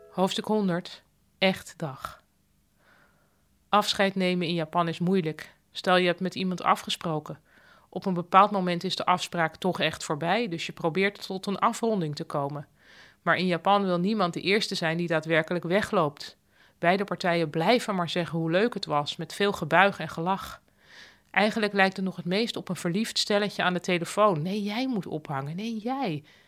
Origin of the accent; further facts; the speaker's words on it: Netherlands; als Nederlander